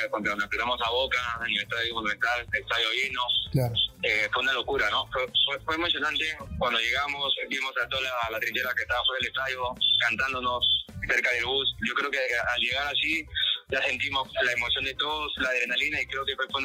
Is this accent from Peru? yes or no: yes; Comas, Lima, Peru; yo soy de Rico comas